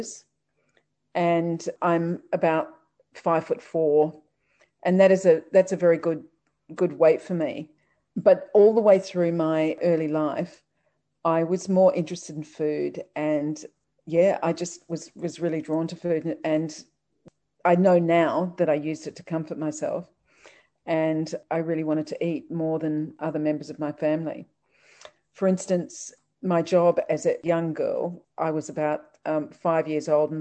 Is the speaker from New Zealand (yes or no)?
yes; New Zealand; I was born in New Zealand